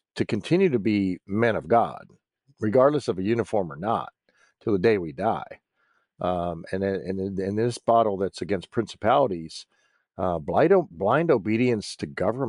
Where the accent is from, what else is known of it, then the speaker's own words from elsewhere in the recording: United States; I'm still an American, and I'm still a veteran who is concerned about this country.